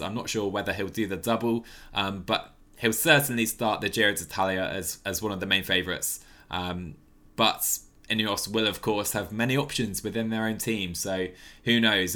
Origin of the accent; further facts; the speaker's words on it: United Kingdom; as a Brit